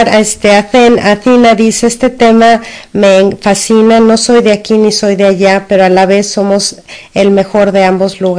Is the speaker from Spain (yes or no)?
no; Mexico; no importa dónde estemos, no importa eh, en la situación que estemos, todos somos mexicanos, todos somos unos